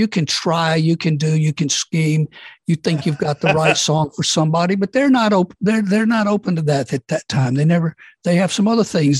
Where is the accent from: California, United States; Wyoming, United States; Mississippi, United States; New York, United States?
Mississippi, United States; born or raised there